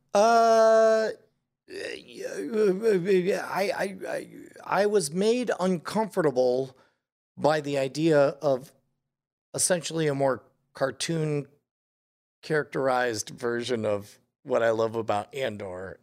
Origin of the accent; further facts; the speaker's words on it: United States; as an American